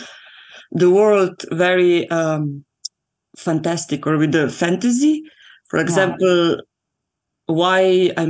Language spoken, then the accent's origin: English; Slovenia; I grew up in Slovenia